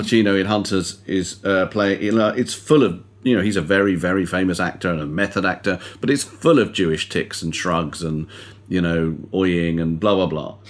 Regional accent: United Kingdom; I'm a British Jew

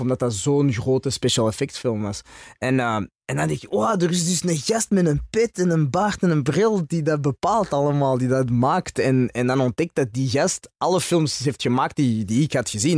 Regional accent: Antwerp, Flanders, Belgium; first language French; Dutch is a second language; moved away as an adult; also born or lived in Brussels; ik ben dan in Antwerpen geboren en opgegroeid in Antwerpen

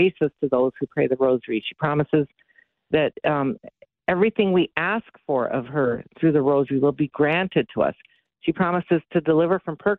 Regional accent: Minneapolis, Minnesota, United States; I'm from Minneapolis

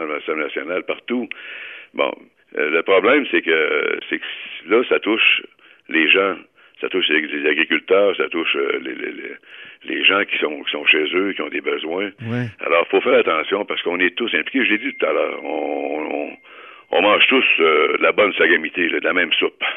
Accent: Quebec, Canada; chez nous au Québec

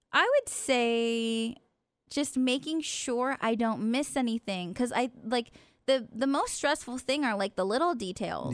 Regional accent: Stockton, California, United States; moved away; my hometown of Stockton

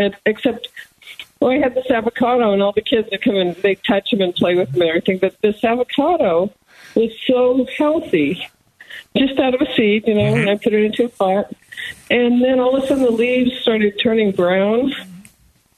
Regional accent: California, United States; also born or lived in Texas; now in Florence, Arizona, United States; I grew up in California, everything grows there, right? Then I moved to Texas

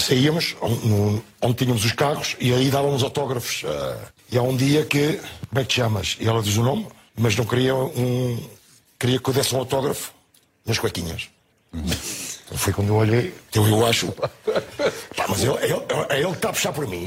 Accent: Portugal; E eu sou português. Vitor, eu sou português, eu não sou espanhol

